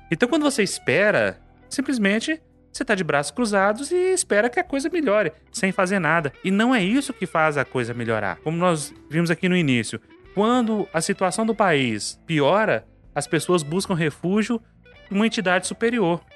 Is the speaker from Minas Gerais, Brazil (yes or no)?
yes; Carlos Chagas, Minas Gerais, Brazil; na minha terra, em Carlos Chagas